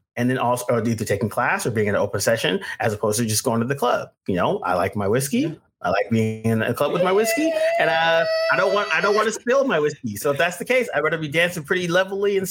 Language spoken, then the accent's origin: English; the Bay Area, California, United States; also born or lived in New York; now in Southern California, United States; where I'm originally from the Bay